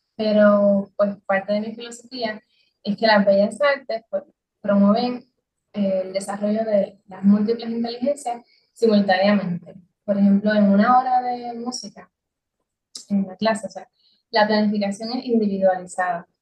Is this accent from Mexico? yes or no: no; Adjuntas, Puerto Rico; la, silueta del pueblo de Adjunta, que es de donde yo soy